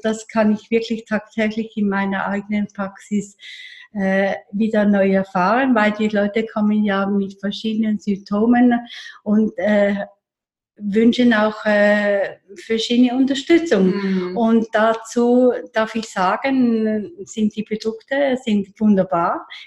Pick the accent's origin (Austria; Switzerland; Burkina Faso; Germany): Switzerland; Eastern Switzerland; now in Zürich, Switzerland; Ich bin in der Ostschweiz äh, groß geworden, in, der Nähe vom Bodensee